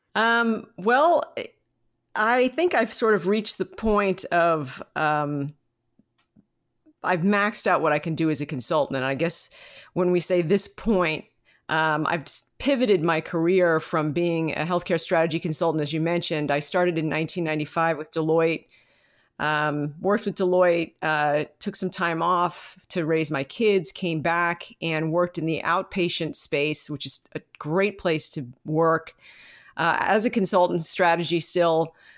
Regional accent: United States; as a American community

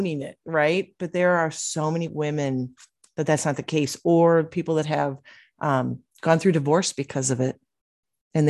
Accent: Illinois, United States; now in Arizona, United States; I'm born and raised Illinois, but being in Arizona now

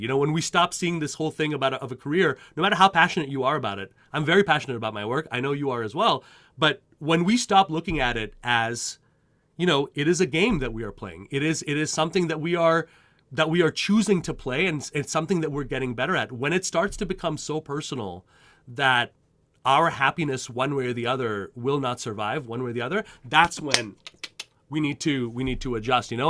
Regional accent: Montreal, Quebec, Canada; moved away as an adult; now in United States; I, uh, I grew up in Montreal, Canada

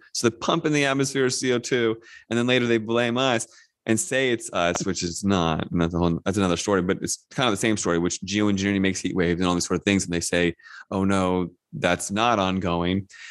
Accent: Northern Virginia, United States; I grew up in Northern Virginia, just outside of DC

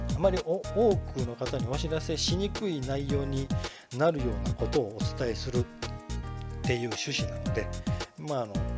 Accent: Kinki, Japan; 近畿圏に生まれ育ったもんですからね

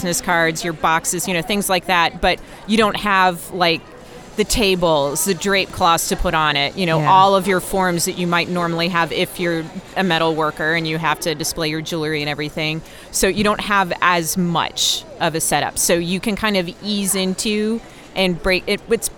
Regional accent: North Carolina, United States; I grew up in North Carolina

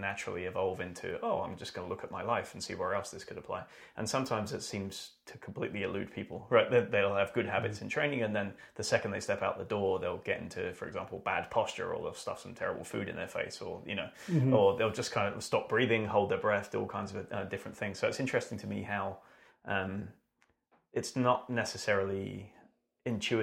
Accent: United Kingdom; I am British

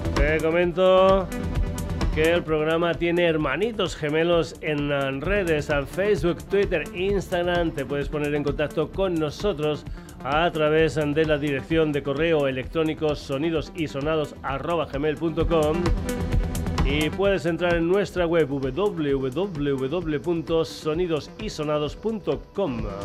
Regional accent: Extremadura, Spain; gente de mi tierra, de Extremadura

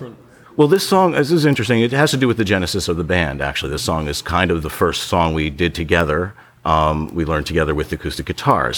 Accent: Ocean City, New Jersey, United States; my hometown where I grew up, Ocean City, New Jersey

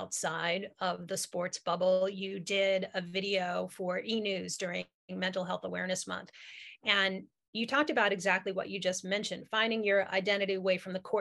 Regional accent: New Jersey, United States; I grew up in New Jersey

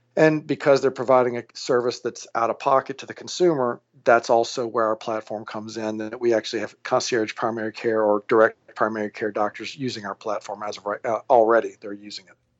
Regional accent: Alexandria, Louisiana, United States; moved away as an adult; also born or lived in New Orleans, Louisiana / Cleveland, Ohio / Baton Rouge, Louisiana; now in San Francisco, United States; I was born and raised in Alexandria, Louisiana.

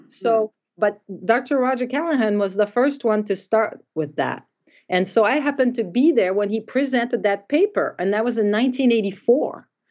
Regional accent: Quebec, Canada; moved away as an adult; also born or lived in Davenport, Iowa; I'm from Quebec

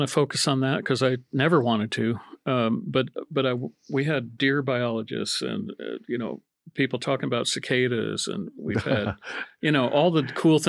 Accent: Pennsylvania, United States; moved away; I grew up in Pennsylvania

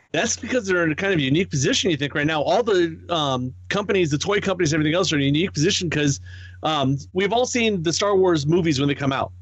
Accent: the East, East Coast, United States; growing up in the East, Hasbro and Mattel was like

